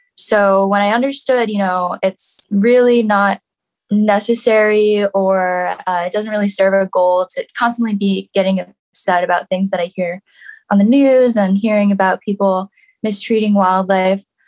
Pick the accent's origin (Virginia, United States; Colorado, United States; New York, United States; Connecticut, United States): New York, United States; New York City; I grew up in New York City